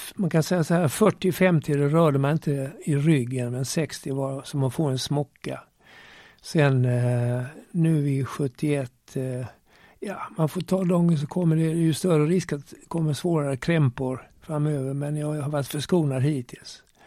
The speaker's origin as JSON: {"language": "Swedish", "town": "Malmö", "region": "Skåne", "country": "Sweden", "tie": "born or raised there", "also_born_or_lived": "Turku, Finland / Gävle / Gothenburg / Lund", "accent": "Scanian", "said": "Jag är född i Åbo i Finland. Eh, eh, men jag var bara ett år när vi flyttade till Sverige. Gävle, sen Göteborg och sen Malmö"}